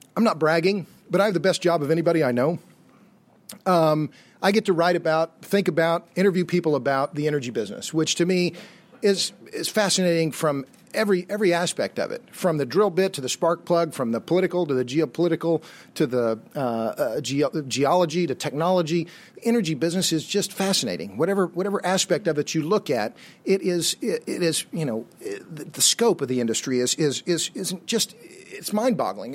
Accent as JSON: {"language": "English", "town": "Tulsa", "region": "Oklahoma", "country": "United States", "tie": "born or raised there", "moved": "yes", "lives_now": "Austin, United States", "said": "I was born and raised in Tulsa, Oklahoma"}